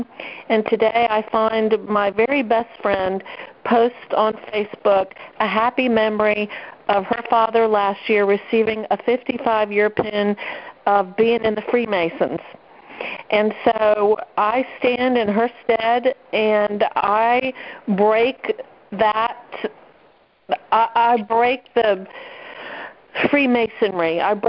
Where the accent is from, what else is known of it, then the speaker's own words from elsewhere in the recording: New Jersey, United States; now in South Carolina, United States; although I live in South Carolina now, I grew up in New Jersey